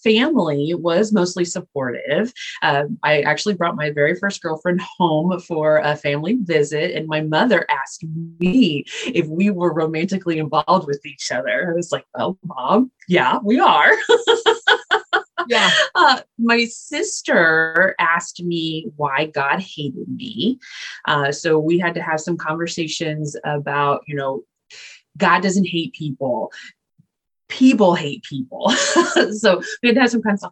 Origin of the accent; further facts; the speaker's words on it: Indianapolis, Indiana, United States; Indianapolis is where I was born and raised